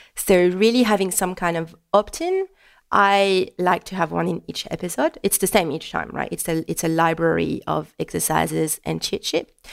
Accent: France; first language French; English is a second language; moved away as an adult; now in Melbourne, Australia; French, English is not my native language. It just brings me a bit closer to France

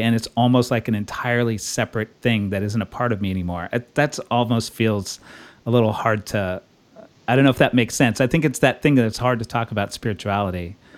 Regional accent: Texas, United States; now in Brooklyn, United States; I grew up in Texas.

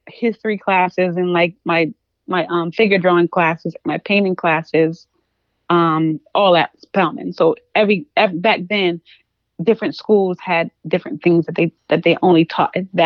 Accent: Charleston, South Carolina, United States; moved away as an adult; growing up in South Carolina

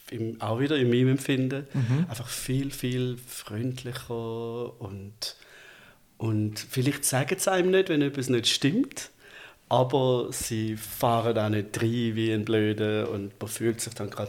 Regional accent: Bietigheim-Bissingen, Baden-Württemberg, Germany; now in Zürich, Switzerland; Ich bin aus, also aus der Gegend von Stuttgart gekommen, Bietigheim, Bissingen.

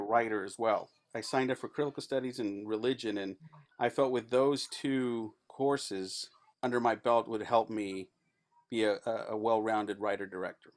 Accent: El Paso, Texas, United States; moved away as an adult; also born or lived in Los Angeles; I'm from El Paso. That stuff happens in my backyard all the time

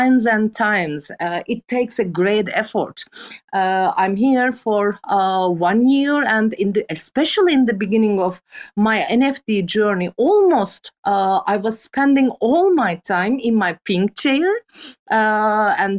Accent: Turkey; English is a second language; I'm a photographer from Turkey

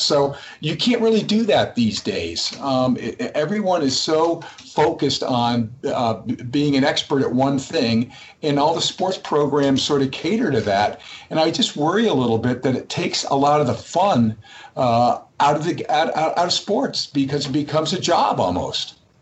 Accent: Massachusetts, United States; also born or lived in New Hampshire; I actually grew up in Massachusetts uh, playing tennis

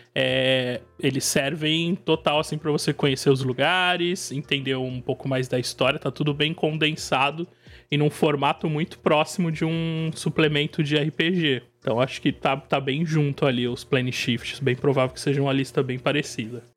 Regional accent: São Paulo state coast, Brazil; Eu sou, eu sou do estado de São Paulo, mais precisamente do litoral.

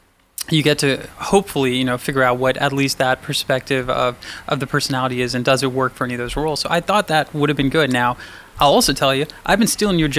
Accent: Northern Virginia, United States; I grew up in Northern Virginia.

